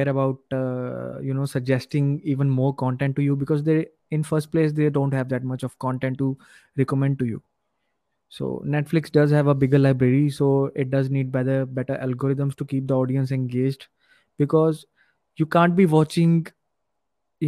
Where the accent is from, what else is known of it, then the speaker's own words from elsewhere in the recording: Punjab, India; I'm from Punjab